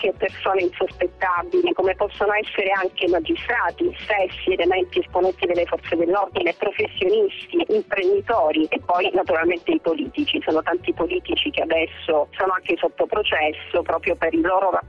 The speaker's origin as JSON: {"language": "Italian", "region": "Calabria", "country": "Italy", "said": "da calabresi"}